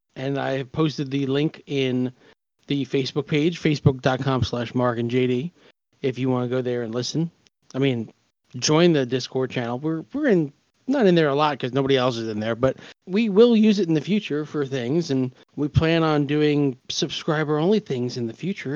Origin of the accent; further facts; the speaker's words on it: New York, United States; now in Pennsylvania, United States; we're from New York